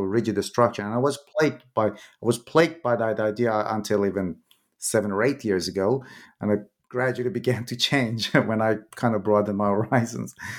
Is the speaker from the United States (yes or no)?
no; Iran; moved away; when I was in high school, I'm originally from Iran.